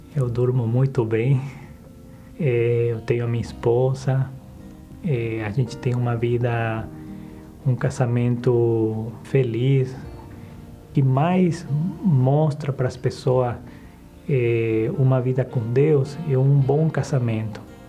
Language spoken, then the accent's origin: Portuguese; Bolivia; eu sou de uma cidade do interior da, da Bolívia, uma cidade bem pequena, de 40 mil habitantes